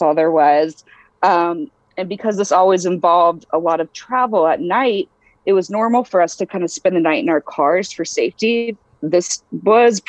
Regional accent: Eastern North Carolina, United States; I was raised in Eastern North Carolina

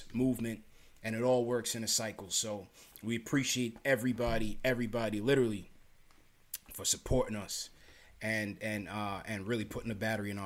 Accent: New York City, New York, United States; also born or lived in Canarsie, Brooklyn; I was born in Flatbush, Brookdale Hospital. I used to live down there by the Junction

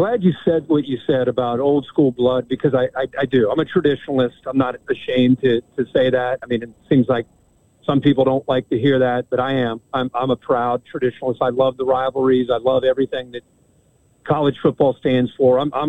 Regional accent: Midwest, United States; as growing up in the Midwest, as it gets dark and all of a sudden you turn on that Rose Bowl

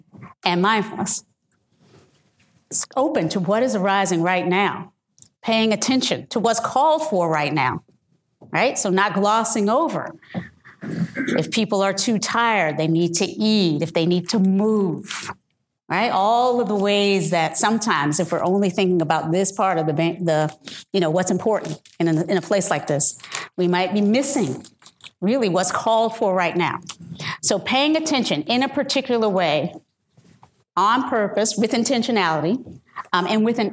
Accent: the South, United States; I'm from the South

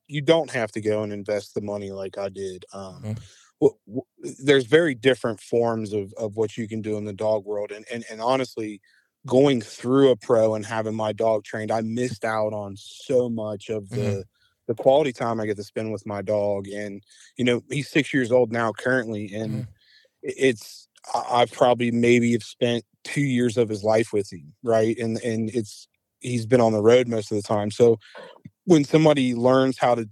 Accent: Cincinnati, Ohio, United States; I grew up in Cincinnati, Ohio, born and raised.

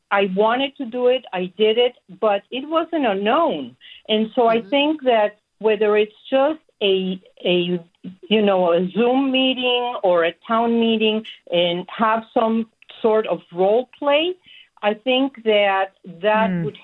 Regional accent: Mexico City, Mexico; moved away as an adult; now in Sacramento, United States; I was born in Mexico City, and for all the years that I, I lived there

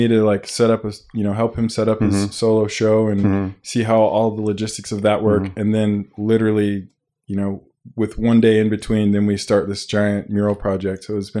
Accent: Dallas, Texas, United States; now in Salt Lake City, United States; No, born and raised in Texas.

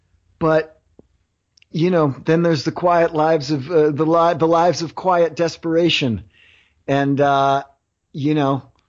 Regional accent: Philadelphia, Pennsylvania, United States; because I'm from Philly and it's …, I feel like I got to crack ….

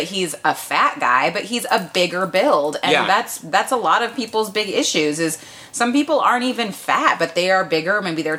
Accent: Concord, California, United States; I think this is in my hometown.

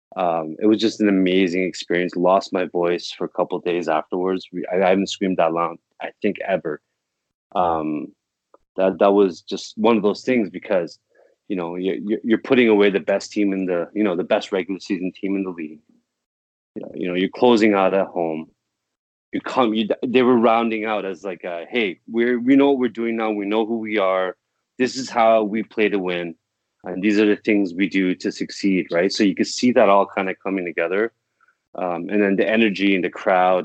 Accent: Toronto, Ontario, Canada; I'm from Toronto

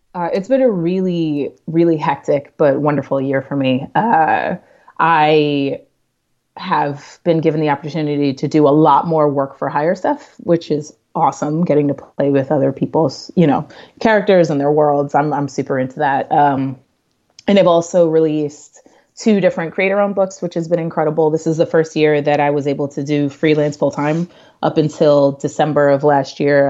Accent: New York City, New York, United States; I'm a New Yorker

